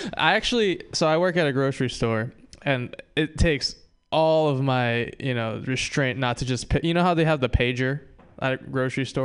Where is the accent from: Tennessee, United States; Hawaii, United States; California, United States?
Hawaii, United States; moved away; I'm Japanese and from Hawaii